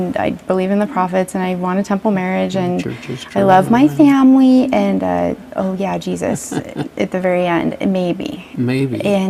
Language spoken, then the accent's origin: English; Idaho, United States; born or raised there